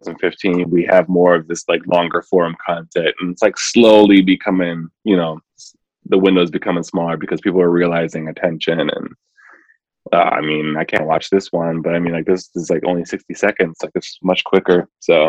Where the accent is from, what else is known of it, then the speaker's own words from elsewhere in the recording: Milwaukee, Wisconsin, United States; growing up in Milwaukee, so it's just like Milwaukee itself is kind of segregated